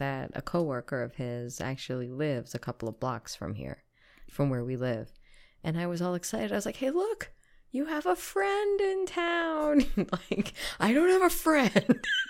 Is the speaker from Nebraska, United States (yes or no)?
no; New York City, New York, United States; also born or lived in Plattsburgh; We're from Queens, though.